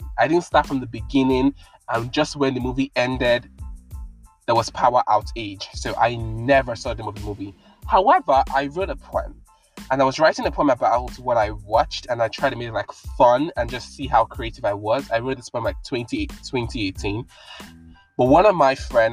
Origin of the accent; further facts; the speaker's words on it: Nigeria; I'm from Nigeria